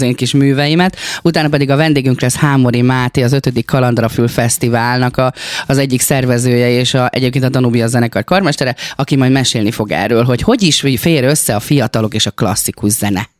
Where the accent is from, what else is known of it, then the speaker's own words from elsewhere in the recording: Gyomaendrőd, Békés, Hungary; én vidéki lány vagyok, gyomendrődi lány